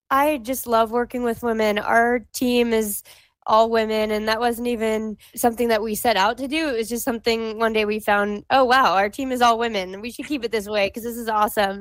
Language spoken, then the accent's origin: English; Hawaii, United States; moved away as an adult; I grew up in Hawaii